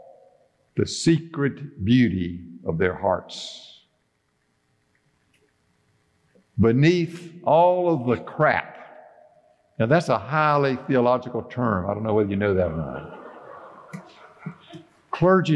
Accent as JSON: {"language": "English", "town": "Bennettsville", "region": "South Carolina", "country": "United States", "tie": "born or raised there", "said": "Now, Judy and I grew up in Bennettsville, South Carolina"}